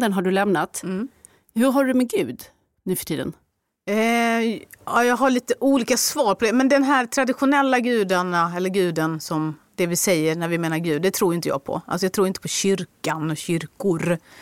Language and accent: Swedish; Skåne, Sweden; jag är en skåning.